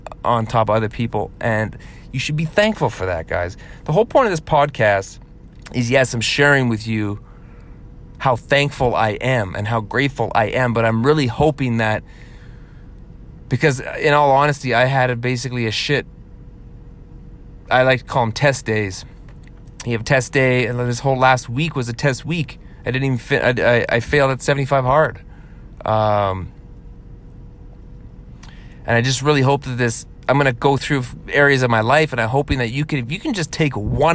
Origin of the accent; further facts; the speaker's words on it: Canada; being a Canadian